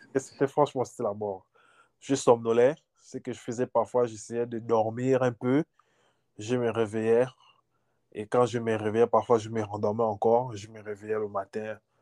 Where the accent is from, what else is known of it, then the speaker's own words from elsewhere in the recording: Gabon; moved away as an adult; also born or lived in Libreville; now in United States; Je suis gabonais.